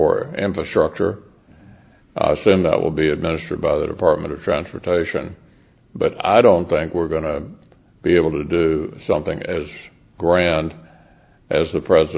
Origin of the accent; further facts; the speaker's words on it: United States; I wouldn't trade being an American for belonging to any other country in the world.